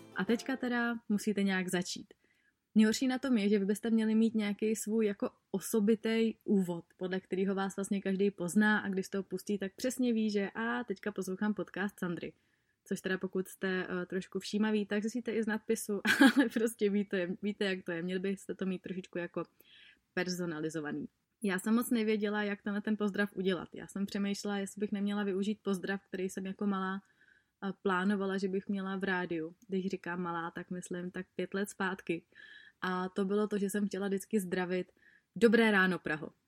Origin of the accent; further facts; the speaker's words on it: Czechia; u nás v Čechách